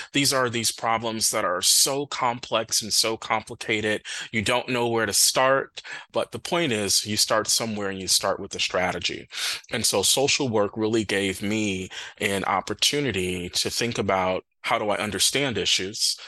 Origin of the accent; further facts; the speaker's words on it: Milwaukee, Wisconsin, United States; moved away; also born or lived in Minnesota; I'm from Milwaukee um, originally